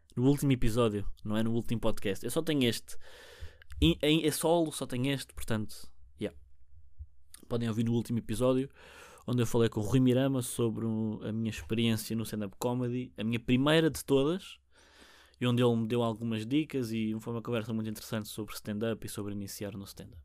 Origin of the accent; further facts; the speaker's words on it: Portugal; first language Portuguese; eu sou nativo português